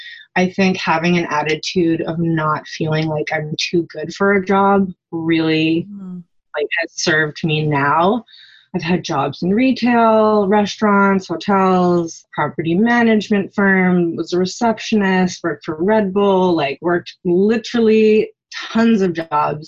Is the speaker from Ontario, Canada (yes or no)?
no; just outside of Vancouver, British Columbia, Canada; we grew up just outside of Vancouver, and everything we did was as a family.